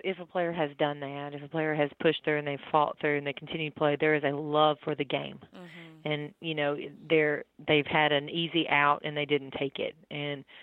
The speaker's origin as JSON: {"language": "English", "region": "Tennessee", "country": "United States", "said": "I'm from Tennessee originally"}